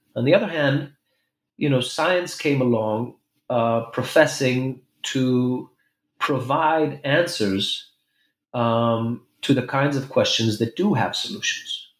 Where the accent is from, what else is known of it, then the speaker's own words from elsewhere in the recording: Jerusalem, Jerusalem District, Israel; also born or lived in New York City; I was born in Jerusalem